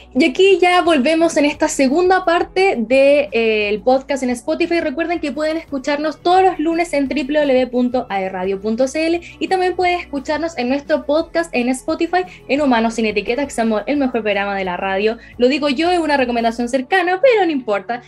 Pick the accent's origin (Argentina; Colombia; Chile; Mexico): Chile; Concepción, Biobío; Penquista total, hasta la muerte